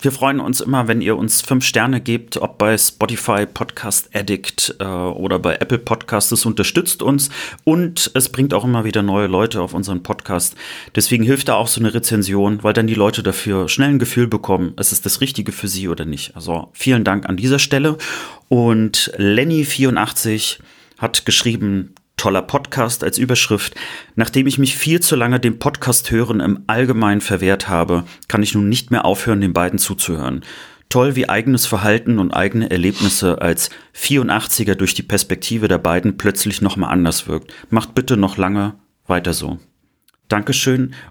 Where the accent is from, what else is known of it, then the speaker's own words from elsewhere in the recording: West Germany, Germany; Ich bin Wessi durch und durch